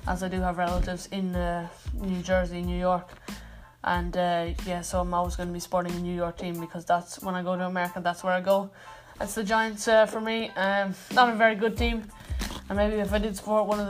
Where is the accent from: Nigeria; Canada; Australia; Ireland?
Ireland; I'm Irish